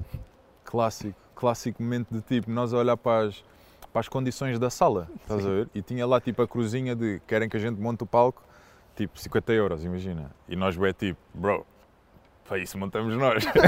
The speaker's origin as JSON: {"language": "Portuguese", "region": "Setúbal", "country": "Portugal", "tie": "born or raised there", "also_born_or_lived": "Oeiras / Alenquer / Cascais", "moved": "yes", "said": "Eu considero, considero Setúbal a minha terra no sentido do sítio onde eu, onde eu cresci"}